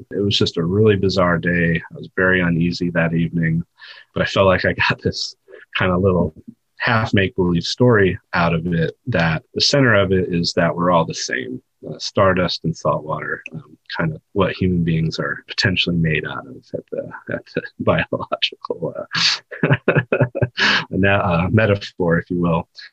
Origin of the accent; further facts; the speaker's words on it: above the Oswegatchie River, Northeast, New York, United States; moved away; I grew up above the Oswegatchie River that flows into the St. Lawrence River